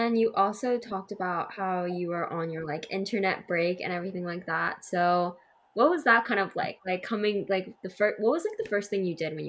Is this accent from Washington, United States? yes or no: yes; Seattle, Washington, United States; Seattle, Washington.